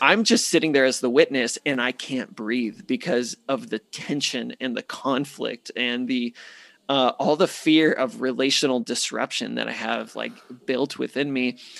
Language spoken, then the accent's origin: English; Phoenix, Arizona, United States; moved away as an adult; born and raised in Phoenix, eighteen years with the same people